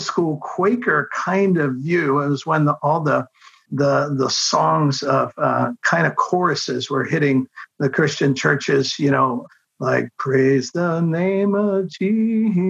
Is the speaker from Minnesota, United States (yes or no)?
no; Baltimore, Maryland, United States; also born or lived in South Carolina; now in Kansas City, United States; I grew up in Baltimore, Maryland, and got saved in 1973.